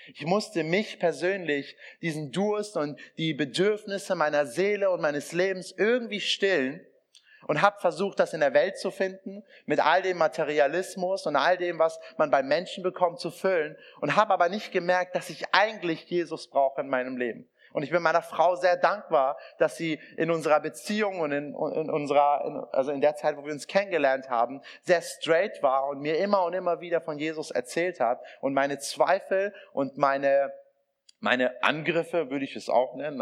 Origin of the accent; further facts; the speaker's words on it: Iran; now in Germany; meine, mein Ursprung ist iranisch, also ich komme aus dem Iran.